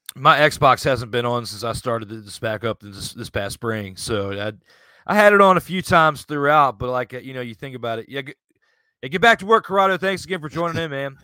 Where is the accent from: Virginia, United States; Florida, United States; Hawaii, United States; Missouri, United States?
Virginia, United States; Richmond; the Richmond Braves, which were, you know, in my hometown area here in Virginia